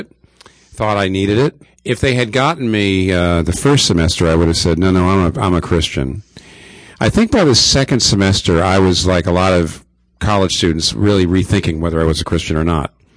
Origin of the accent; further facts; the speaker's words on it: eastern Pennsylvania, United States; I grew up in eastern Pennsylvania